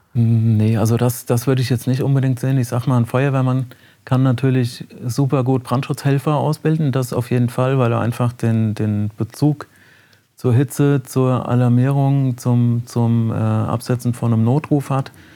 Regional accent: Lich, Hesse, Germany; in Licht bin ich geboren und äh, habe da in einem Ortsteil bin ich aufgewachsen und äh, in Licht zur Schule gegangen

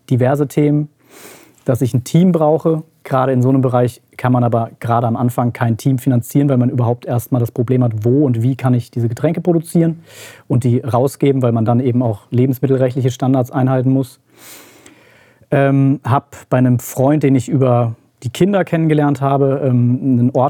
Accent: Hesse, Germany; now in Marburg, Germany; Ich komme eigentlich aus der Nähe von Gießen, bin der Familie wegen nach Marburg gezogen.

